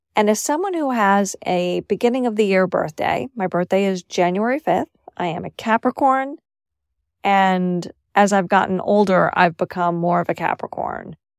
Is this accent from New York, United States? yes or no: yes; New York City, New York, United States; moved away as an adult; also born or lived in Syracuse; where I grew up in New York City